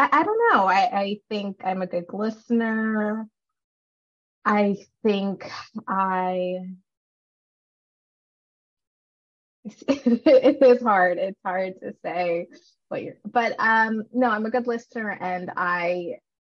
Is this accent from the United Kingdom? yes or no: no; Canada; also born or lived in Sri Lanka; I was born in Sri Lanka, and then we moved over to Canada when I was two, and I've been here ever since